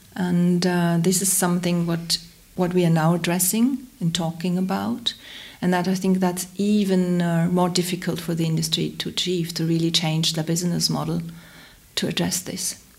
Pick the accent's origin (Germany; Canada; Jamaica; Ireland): Germany; Hamburg; I grew up in Hamburg.